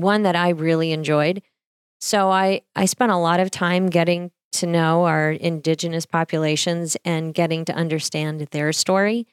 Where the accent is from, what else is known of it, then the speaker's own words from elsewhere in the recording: Harvey, North Dakota, United States; moved away; I grew up sixteen miles from Harvey out in a cattle ranch.